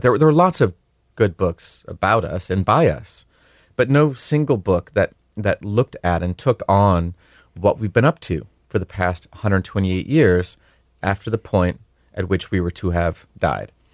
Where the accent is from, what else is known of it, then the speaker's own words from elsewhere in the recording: Leech Lake Reservation, Minnesota, United States; I'm Ojibwe. I grew up on the Leech Lake Reservation